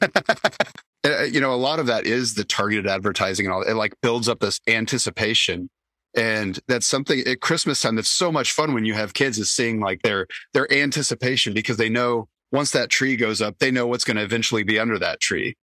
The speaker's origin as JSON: {"language": "English", "town": "Indianapolis", "region": "Indiana", "country": "United States", "tie": "born or raised there", "moved": "yes", "said": "growing up in Indianapolis"}